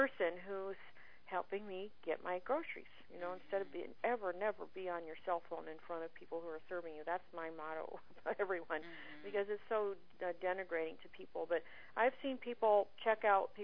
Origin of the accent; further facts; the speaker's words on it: Phoenix, Arizona, United States; my hometown in Phoenix